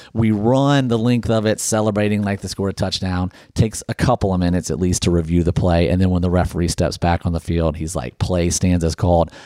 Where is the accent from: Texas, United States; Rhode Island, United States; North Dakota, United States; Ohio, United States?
Ohio, United States; Canton; moved away as an adult; also born or lived in North Alabama; now in Nashville, United States; I grew up in Ohio, went to, went to high school in Canton, Ohio